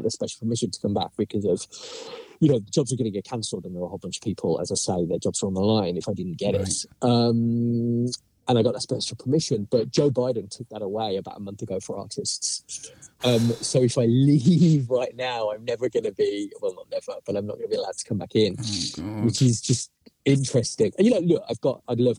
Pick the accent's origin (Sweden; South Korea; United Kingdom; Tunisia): United Kingdom; England; now in New York, United States; I'm an Englishman in New York